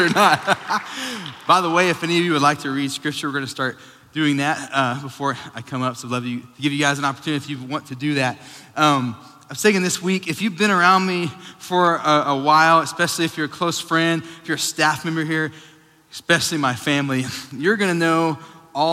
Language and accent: English; Sweetwater, Texas, United States; moved away; I grew up in Sweetwater, Texas.